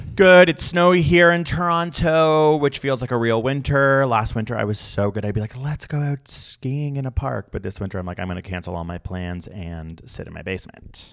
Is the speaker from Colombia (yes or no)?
no; United Kingdom; I'm British